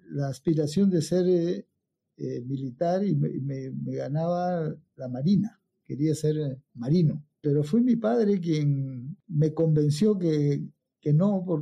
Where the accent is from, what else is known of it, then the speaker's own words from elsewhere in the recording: Pucallpa, Ucayali, Peru; born there; Yo nací en Pucallpa porque mi padre estaba destacado por allá, mi madre era de, Loreto, se conocieron allá, se casaron y, todos hemos nacido en, ese deambular de ciudades en ciudades.